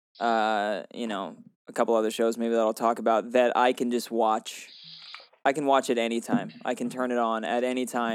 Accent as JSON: {"language": "English", "town": "Portland", "region": "Oregon", "country": "United States", "tie": "born or raised there", "moved": "yes", "said": "I was born in Portland. I've always wanted to I've always just wanted to be in Portland"}